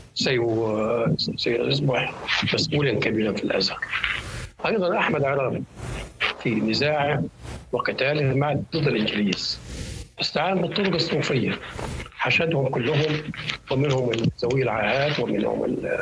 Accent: Egypt; عندنا في مصر

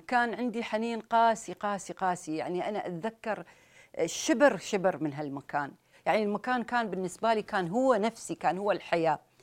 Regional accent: Sharjah, United Arab Emirates; احنا عندنا في الامارات

